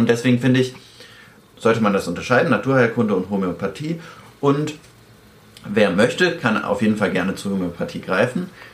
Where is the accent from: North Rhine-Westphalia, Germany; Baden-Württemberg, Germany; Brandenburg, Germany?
North Rhine-Westphalia, Germany; Cologne; Wir kommen ja beide aus Köln